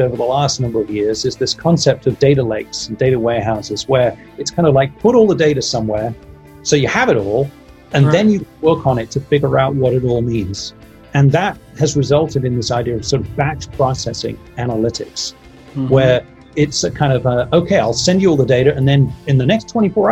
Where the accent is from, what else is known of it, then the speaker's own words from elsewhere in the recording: Kent, South East England, United Kingdom; also born or lived in Manchester, England; now in Silicon Valley, United States; grew up in the southeast, which is why I'm a southerner from England.